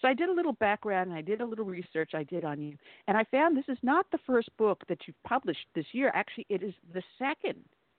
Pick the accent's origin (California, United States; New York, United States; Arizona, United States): New York, United States; Long Island; moved away as an adult; also born or lived in Brooklyn, New York; as you can tell from my dialect, I am not from the South, even though I got here as soon as I could. I am a native New Yorker, growing up on Long Island and working as a cop in Brooklyn.